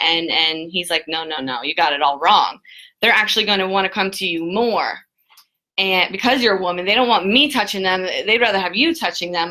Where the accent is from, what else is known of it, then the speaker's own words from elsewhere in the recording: Jupiter, Florida, United States; I grew up in Jupiter, Florida, my whole entire life